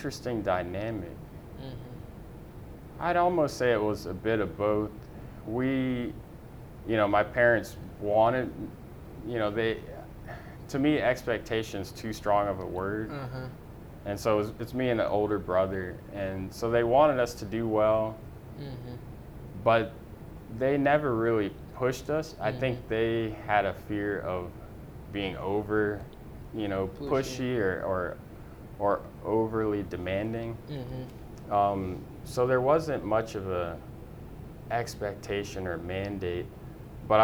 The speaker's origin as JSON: {"language": "English", "town": "Baton Rouge", "region": "Louisiana", "country": "United States", "tie": "born or raised there", "moved": "as an adult", "lives_now": "Houston, United States", "said": "born and raised in Baton Rouge, Louisiana."}